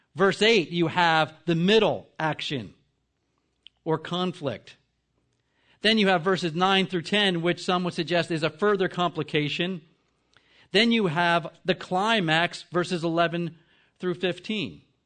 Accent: New Jersey, United States; I'm from New Jersey

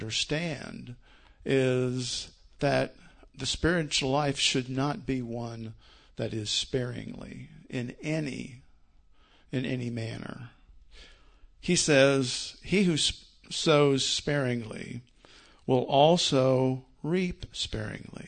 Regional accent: Iowa, United States; growing up in the Yarmouth Baptist Church, rural church in Iowa

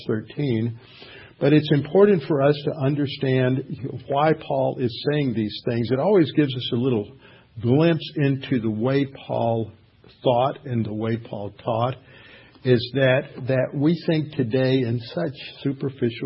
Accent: Houston, Texas, United States; I had a friend that I grew up with here in Houston, a lifelong friend.

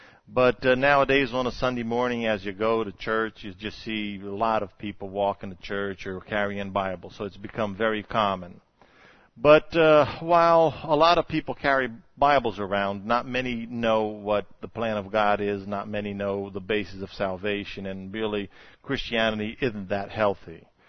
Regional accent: Brazil; born there; And I was born in Brazil, like Robbie told you.

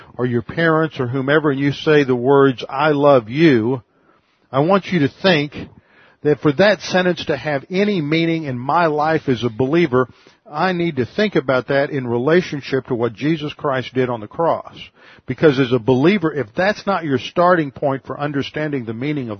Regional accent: Houston, Texas, United States; now in Connecticut, United States; I'm from Texas, but I live in Connecticut." She said, "Where in Texas?" I said, "Houston

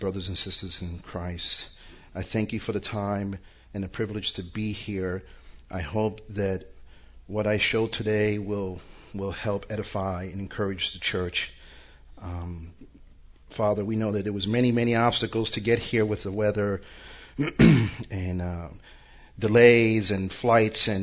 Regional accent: New York, United States; now in Orlando, United States; I'm originally from New York, but I live in Orlando now.

